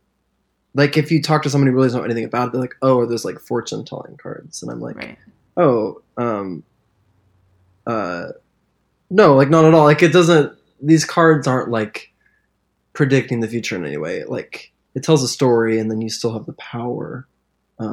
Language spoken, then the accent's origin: English; Springfield, Missouri, United States; moved away as an adult; now in Nashville, United States; I grew up in Missouri, which is the very, very Bible Belt